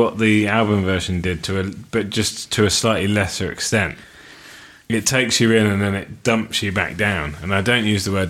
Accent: Alberta, Canada; I would give Live at Calgary, based on the fact that it's performed in my home country, the home of the moose.

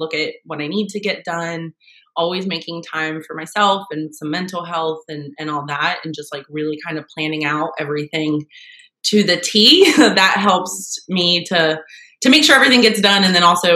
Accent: West Virginia, United States; also born or lived in Ohio; I was born in Ohio and raised in West Virginia

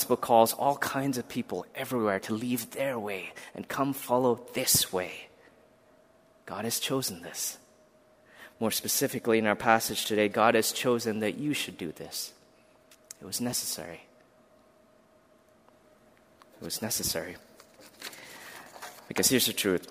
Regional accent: India; moved away; I was born in India, a country that has a plethora of religions represented.

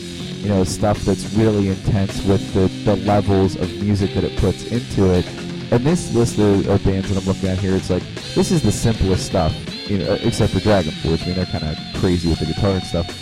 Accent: Pittsburgh, Pennsylvania, United States; I am from Pittsburgh

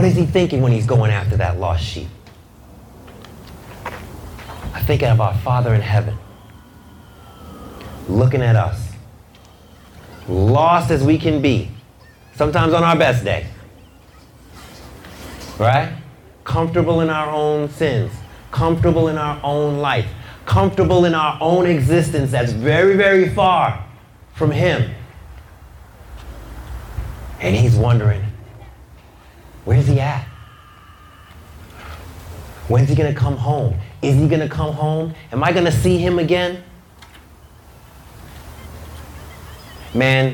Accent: New York City, New York, United States; I'm from Brooklyn

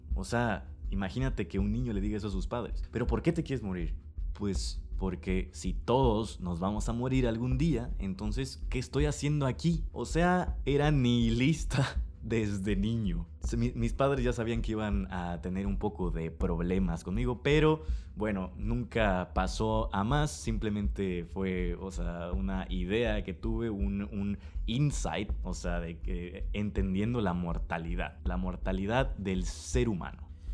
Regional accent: Villahermosa, Tabasco, Mexico; nací en Villahermosa, Tabasco, México

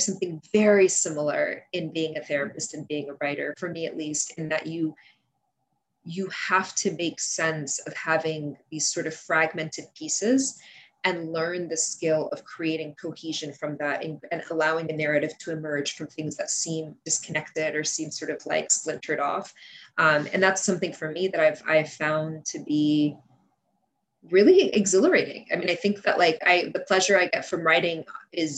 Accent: United States; English is a second language; also born or lived in Kuwait; we moved to the States soon after my fourth birthday

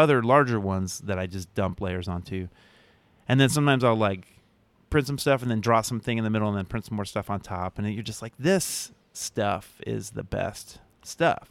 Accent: outside of Philadelphia, Pennsylvania, United States; moved away; also born or lived in Providence, Rhode Island; growing up outside of Philadelphia

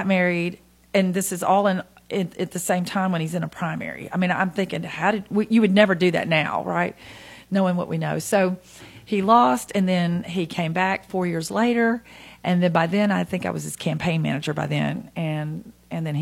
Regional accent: Nashville, Tennessee, United States; now in Hendersonville, United States; I was born in Nashville, and my parents are from Gulletsville. I went to Good Pasture Christian School

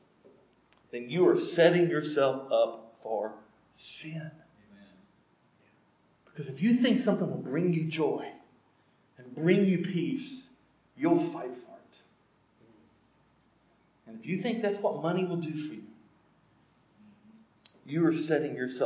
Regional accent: United States; as an American in an affluent country

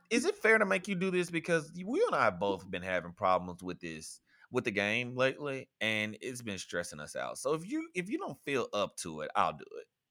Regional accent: rural Mississippi, United States; my hometown um is I think the population is like 2000 or something

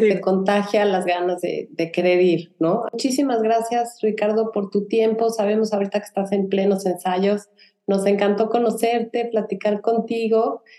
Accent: Mexico; now in Houston, United States; Ani y yo somos de México

